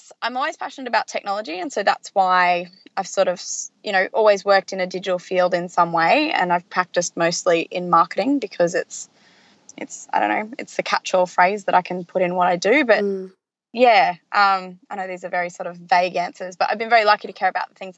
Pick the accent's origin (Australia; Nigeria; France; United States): Australia; Lismore, New South Wales; moved away as an adult; also born or lived in Melbourne; now in Brisbane, Australia; So I grew up in Lismore, which is a country town in the north coast of New South Wales, and I moved to Brisbane for uni